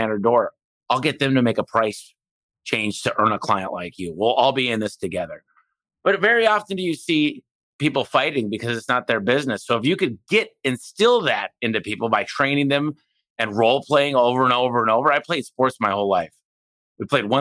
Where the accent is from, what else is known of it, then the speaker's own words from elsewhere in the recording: Detroit, Michigan, United States; moved away; I came from Detroit. I didn't have a lot